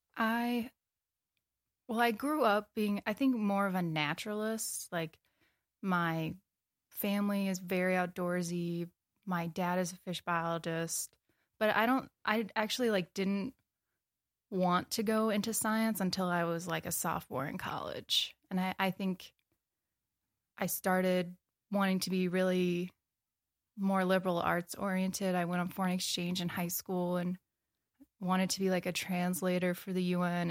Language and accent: English; Wisconsin, United States; moved away as an adult; also born or lived in Corning, Iowa / Colorado / Michigan / Wyoming; now in Bozeman, United States; I grew up in Wisconsin